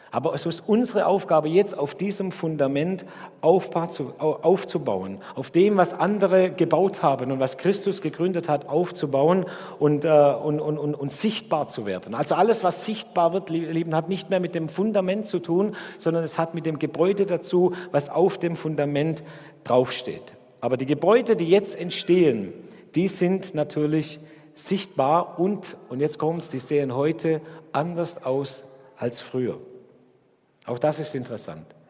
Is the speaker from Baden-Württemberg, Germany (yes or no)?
yes; Dettingen, Baden-Württemberg, Germany; moved away as an adult; now in Karlsruhe, Germany; bei uns in Dettingen, wo ich herkomme